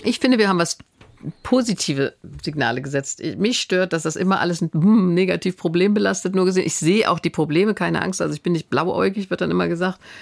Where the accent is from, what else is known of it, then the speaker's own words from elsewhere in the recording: Germany; Ich bin Deutsche auch durch und durch von meiner Prägung her